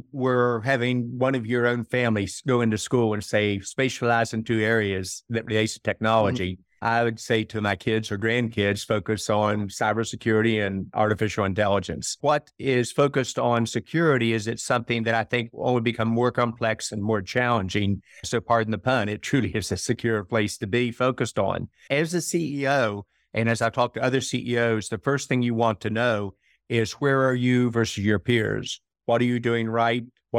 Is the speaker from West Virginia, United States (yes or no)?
yes; West Virginia, United States; And then in my home state of West Virginia, about a startup state.